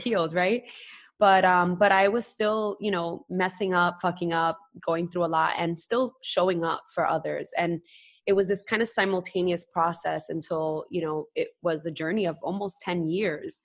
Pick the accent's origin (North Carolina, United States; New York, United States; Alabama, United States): New York, United States; New York City; moved away as an adult; also born or lived in Queens; now in Puerto Rico; born and raised, I was raised in Brooklyn and Bushwick, very proud